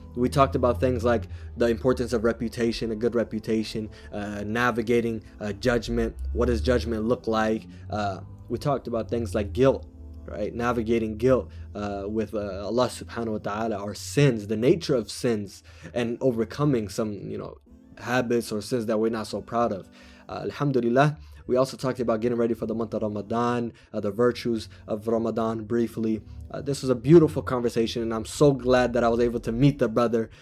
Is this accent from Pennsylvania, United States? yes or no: no; Washington, United States; also born or lived in California; I grew up in Washington